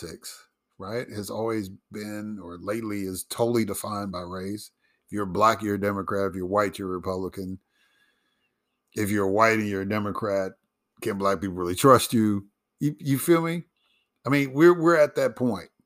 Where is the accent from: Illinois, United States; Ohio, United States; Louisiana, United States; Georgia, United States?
Illinois, United States; Chicago; moved away; also born or lived in Mississippi; growing up in Chicago and living in Mississippi for a long time